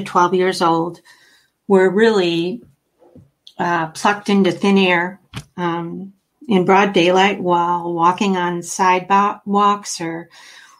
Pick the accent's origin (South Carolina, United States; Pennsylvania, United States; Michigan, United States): Michigan, United States; Oakland County; I grew up here in Oakland County, Michigan